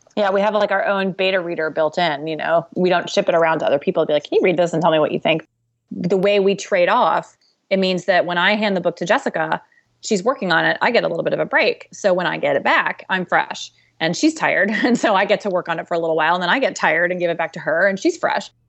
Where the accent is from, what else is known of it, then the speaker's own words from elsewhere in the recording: United States; we know what it's like to be an American lady.